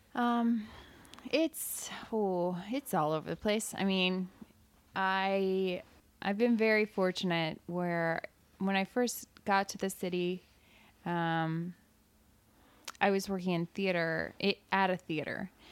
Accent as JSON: {"language": "English", "town": "Evansville", "region": "Indiana", "country": "United States", "tie": "born or raised there", "moved": "as an adult", "said": "I grew up in Evansville and I went to school at Evansville"}